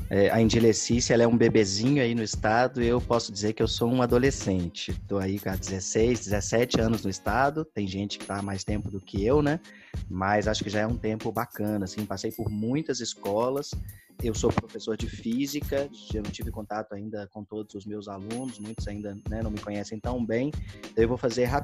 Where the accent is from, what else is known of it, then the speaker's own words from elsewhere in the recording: Minas Gerais, Brazil; moved away; also born or lived in Rio de Janeiro; É, eu sou mineiro, passei grande parte da minha vida fora de Minas, então tive a oportunidade de conhecer outras coisas.